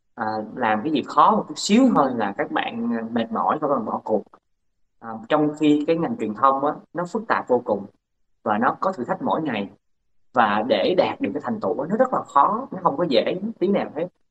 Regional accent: Bến Tre, Vietnam; moved away as an adult; anh ở sinh ra lớn lên ở tỉnh Bến Tre

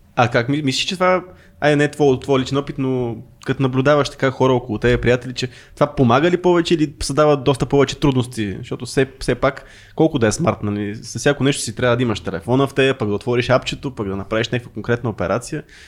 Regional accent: Pravets, Sofia Province, Bulgaria; Аз като човек от правец

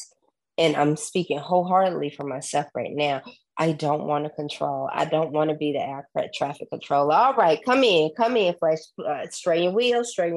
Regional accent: Southern, United States; accent: Southern; my Southern accent came out

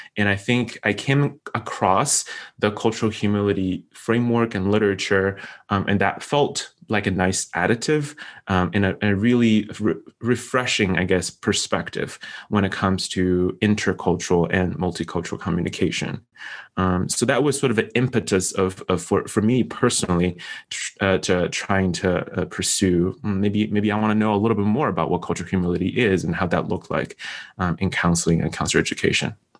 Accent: China; moved away as an adult; also born or lived in Syracuse, New York; now in United States; I'm from China

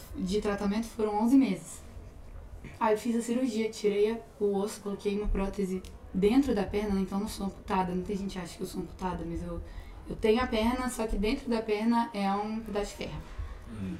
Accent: Venda Nova do Imigrante, Espírito Santo, Brazil; moved away as an adult; now in Belo Horizonte, Brazil; lá na minha cidade, tipo, lá no Espírito Santo em si, eu era conhecida como a menina que teve câncer.

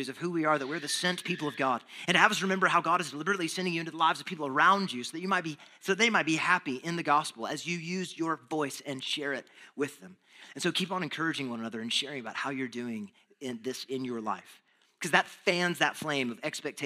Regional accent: Texas, United States; moved away; I'm from Texas

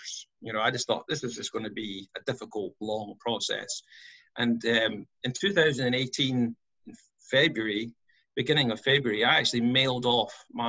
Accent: Scotland, United Kingdom; moved away as an adult; now in United States; born and raised in Scotland

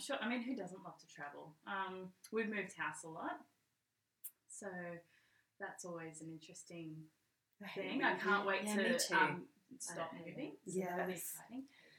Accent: Queensland, Australia; now in New South Wales, Australia; I've got 4 kids. I love being a mum. I'm from Queensland. I've moved to New South Wales.

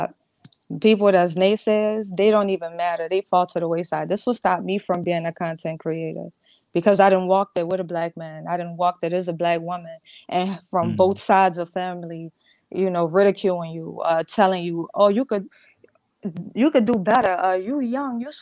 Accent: the South, United States; I'm from the South

